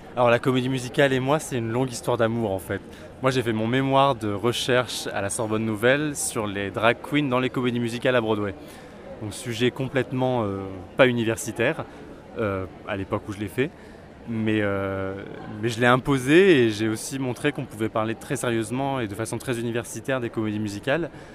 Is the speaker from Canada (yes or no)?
no; Vichy, Auvergne-Rhône-Alpes, France; moved away as an adult; now in Paris, France; Alors moi je viens de Vichy en Auvergne. J'ai grandi là-bas jusqu'au jusqu'au bac